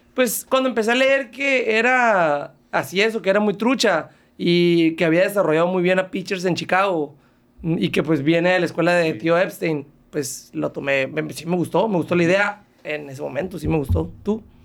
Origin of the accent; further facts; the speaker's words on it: Mexico; como mexicano